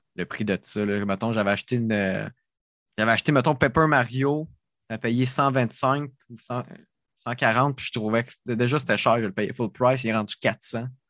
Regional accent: Sorel-Tracy, Quebec, Canada; accent: Sorel; C'est mon accent de Sorel

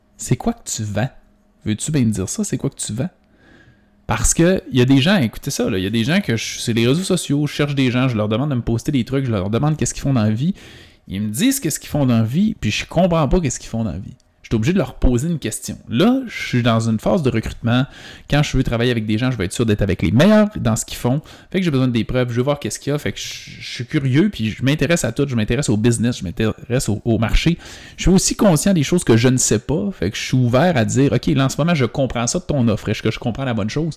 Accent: Quebec, Canada; Mais moi, je viens du Saguenay-Lac-Saint-Jean. C'est une, petite, des plus petites régions du Québec

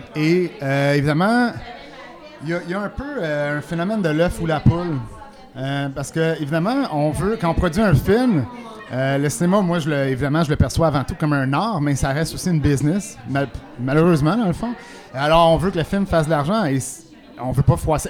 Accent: Quebec, Canada; chez nous au Québec

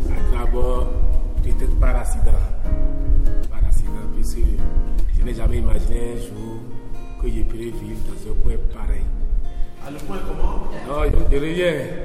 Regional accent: Aplahoué, Kouffo, Benin; Moi, je suis natif de Koufo, à Plahoué

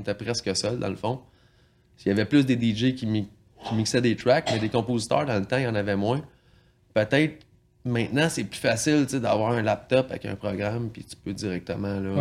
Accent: L'Île-Perrot, Quebec, Canada; je viens de, la région assez proche d'ici, à l'île Perrault

